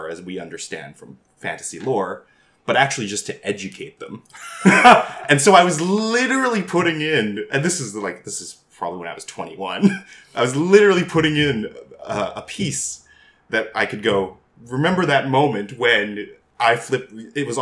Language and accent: English; Canada; I'm Asian Canadian